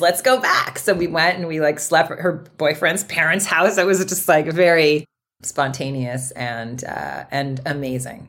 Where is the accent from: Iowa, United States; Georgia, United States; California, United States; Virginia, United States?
California, United States; Berkeley; I grew up in Berkeley